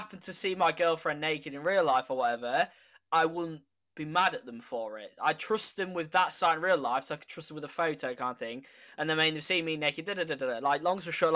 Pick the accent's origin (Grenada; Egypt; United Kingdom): United Kingdom; also born or lived in village near Lincoln, England; we have a problem as British people